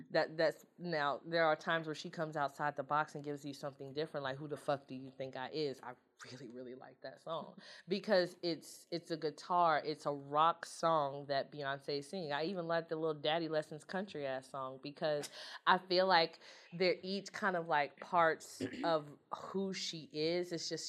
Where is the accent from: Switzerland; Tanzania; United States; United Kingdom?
United States; Houston, Texas; I grew up in Houston. Of course I like hip-hop.